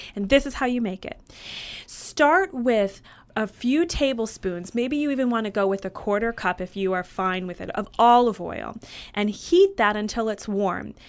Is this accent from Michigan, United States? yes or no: yes; Michigan, United States; I grew up in Michigan